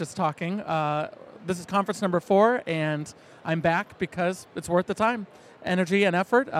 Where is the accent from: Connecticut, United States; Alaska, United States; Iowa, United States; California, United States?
Iowa, United States; Washington; Washington, Iowa is my hometown, and it, like for so many, pulled me back in.